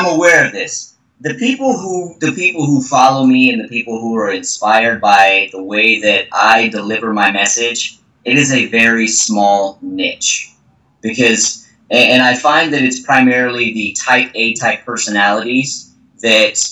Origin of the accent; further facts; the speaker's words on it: Texas, United States; moved away; I was raised, I'm from Texas originally, and I was raised in a family where we're kind of straightforward